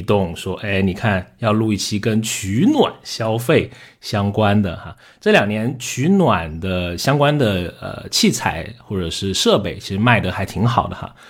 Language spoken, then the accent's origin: Chinese; South China, China; 所以 Rene 经常他跟我的说话就是你这个南方人，对吧？我对他来说，我是一个南方人哈。